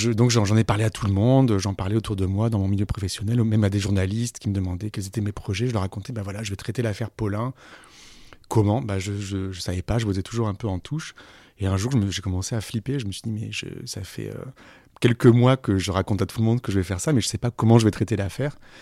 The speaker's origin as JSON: {"language": "French", "town": "Aix-en-Provence", "region": "Provence-Alpes-Côte d'Azur", "country": "France", "tie": "born or raised there", "also_born_or_lived": "Senegal", "moved": "as an adult", "lives_now": "Paris, France", "said": "ma ville natale, Aix-en-Provence"}